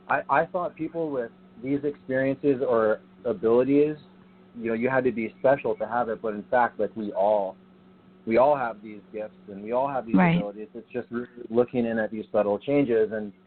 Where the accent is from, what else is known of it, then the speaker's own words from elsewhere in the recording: San Diego, California, United States; also born or lived in New Jersey; You know, I'm from San Diego. I lived in New Jersey in my teenage years, and I left home at 19 to join the Coast Guard.